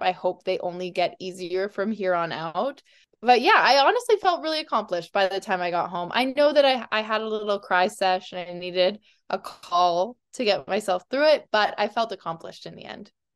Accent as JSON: {"language": "English", "town": "Calgary", "region": "Alberta", "country": "Canada", "tie": "born or raised there", "said": "I grew up in Calgary"}